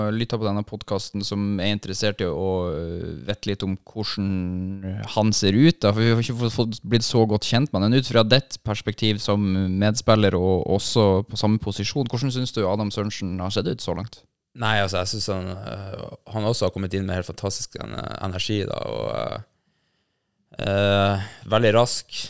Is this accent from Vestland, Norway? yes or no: no; Bodø, Nordland, Norway; jeg tror jeg bare trente fire-fem ganger eh, hjemme i Bodø